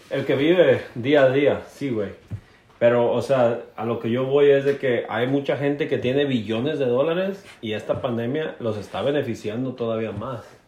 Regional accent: Barra de Navidad, Jalisco, Mexico; moved away as an adult; also born or lived in Alberta, Canada; now in Jasper, Canada; soy originario de Barra de Navidad, Jalisco.

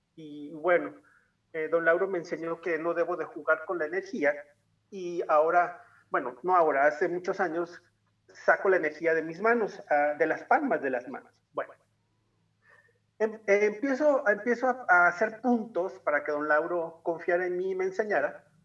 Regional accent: Tuxtla Gutiérrez, Chiapas, Mexico; now in San Cristóbal de las Casas, Mexico; como nací en Tuxtla, pero me vine a vivir a los Altos de Chiapas

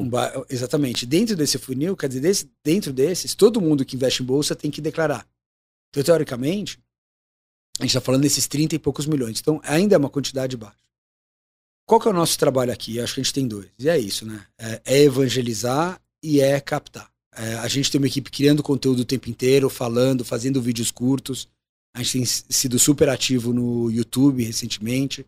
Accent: Brazil; Sou brasileiro, moro aqui

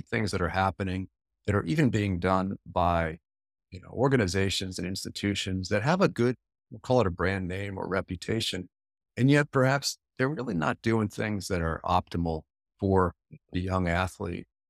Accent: Alexandria, Virginia, United States; my hometown here of Alexandria

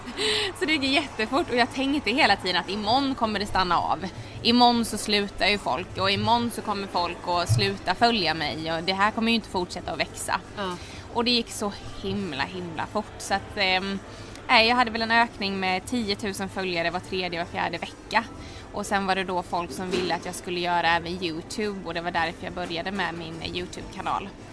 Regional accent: Halmstad, Halland County, Sweden; moved away as an adult; also born or lived in Oslo, Norway; now in Stockholm, Sweden; Jag är född och uppvuxen i Halmstad

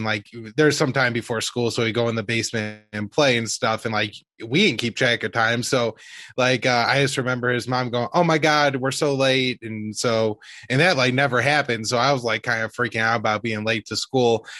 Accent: St. Louis, Missouri, United States; I was 10 years old, like New York City could have been anywhere to me. Like I was from St. Louis

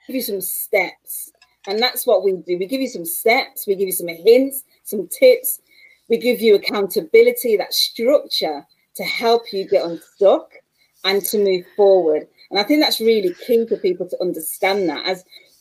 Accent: Manchester, North West England, United Kingdom; as you can tell by my accent, I'm from Manchester, England

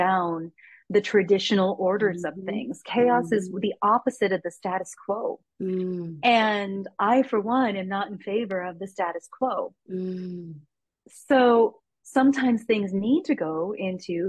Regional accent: United States; I'm from the United States

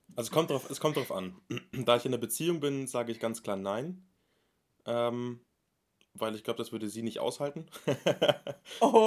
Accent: Munich, Bavaria, Germany; ich bin 23 Jahre alt, ich komme aus München

